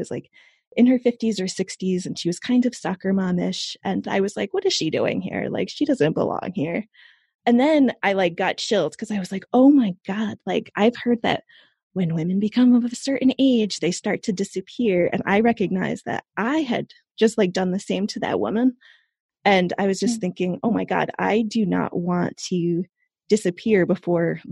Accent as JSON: {"language": "English", "country": "United States", "also_born_or_lived": "New York / London", "moved": "as an adult", "lives_now": "Europe", "said": "I'm an American, but about 10 years ago, I discovered that I was eligible for dual citizenship with Italy because of my ancestry"}